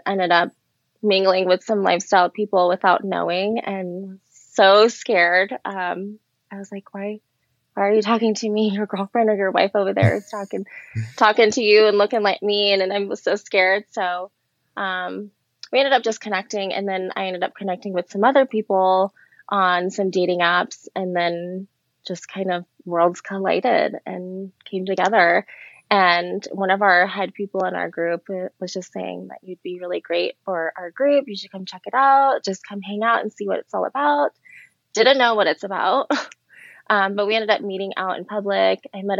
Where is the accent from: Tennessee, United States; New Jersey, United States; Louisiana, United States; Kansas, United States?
Louisiana, United States; born there; I was born in Louisiana. Most people don't think that I was born in Louisiana. They definitely think I'm a Cali girl.